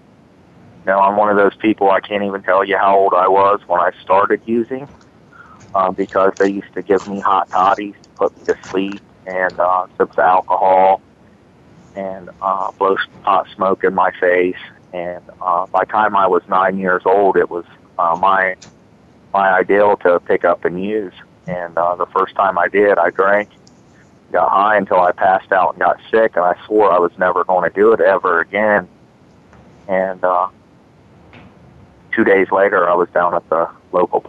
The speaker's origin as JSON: {"language": "English", "town": "Marion", "region": "Ohio", "country": "United States", "tie": "born or raised there", "said": "I was born in Marion, Ohio, in a very low-income neighborhood, very impoverished"}